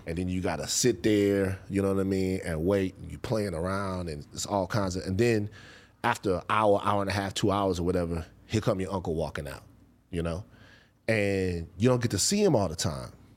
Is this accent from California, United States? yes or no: no; Baton Rouge, Louisiana, United States; moved away; growing up in Baton Rouge